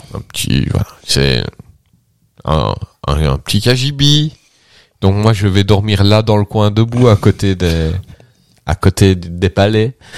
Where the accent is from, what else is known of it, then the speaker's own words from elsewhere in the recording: Belgium; je suis belge